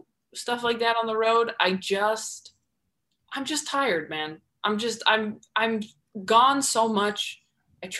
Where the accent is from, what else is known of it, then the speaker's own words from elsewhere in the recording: California, United States; also born or lived in New York; I'm from California